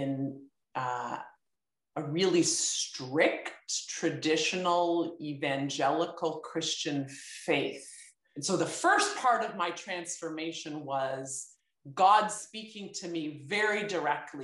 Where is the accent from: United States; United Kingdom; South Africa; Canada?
Canada; Beamsville, Ontario; I was born and raised in Beamsville